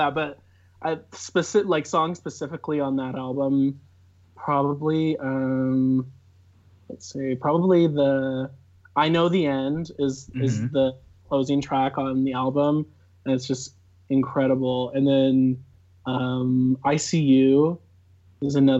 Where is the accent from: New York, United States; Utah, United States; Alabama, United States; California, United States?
Utah, United States; Cedar Hills; I'm from Cedar Hills, Utah. Lived here my whole life in the same house